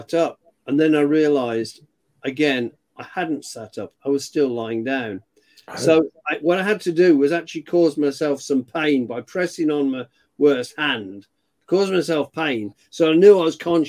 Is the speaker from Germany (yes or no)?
no; United Kingdom; I'm British.